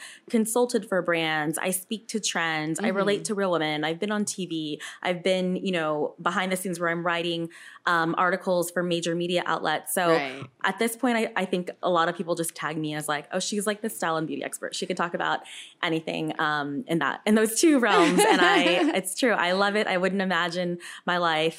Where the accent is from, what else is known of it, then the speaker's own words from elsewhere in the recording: Houston, Texas, United States; moved away as an adult; also born or lived in California; now in New York City, United States; growing up in Houston